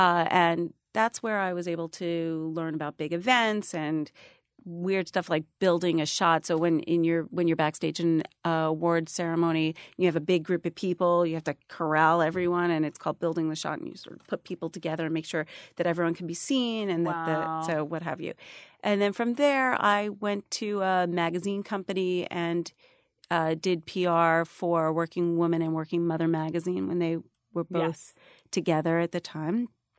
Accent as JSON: {"language": "English", "town": "Long Island", "region": "New York", "country": "United States", "tie": "born or raised there", "also_born_or_lived": "Brooklyn", "said": "I was born in Brooklyn and then raised on Long Island."}